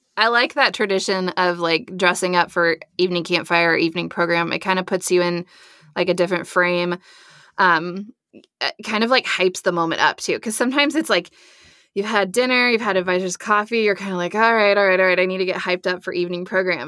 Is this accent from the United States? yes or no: yes; Nebraska, United States; I'm from Nebraska